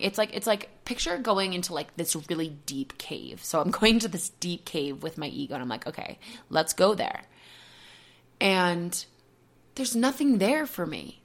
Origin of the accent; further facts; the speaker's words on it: Marshfield, Massachusetts, United States; moved away as an adult; also born or lived in Boston; now in Colorado, United States; We left in September from my hometown of Marshfield